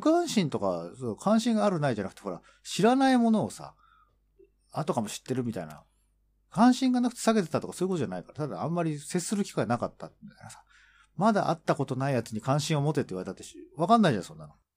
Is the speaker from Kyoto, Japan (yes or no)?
no; Tokyo, Japan; born or raised there